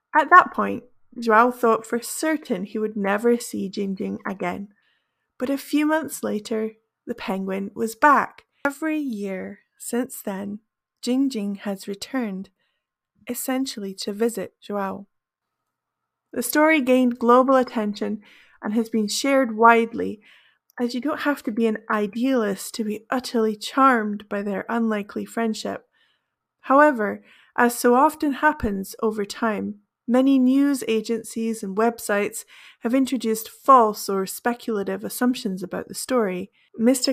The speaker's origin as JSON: {"language": "English", "country": "United Kingdom", "also_born_or_lived": "Brazil", "first_language": "English", "said": "I am a British native English speaker"}